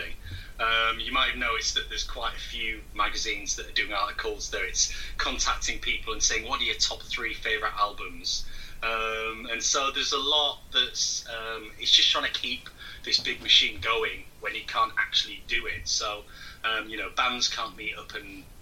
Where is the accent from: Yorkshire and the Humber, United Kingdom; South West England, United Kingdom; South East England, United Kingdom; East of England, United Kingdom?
Yorkshire and the Humber, United Kingdom; Hull; now in Nottingham, United Kingdom; I'm from Hull originally, but live down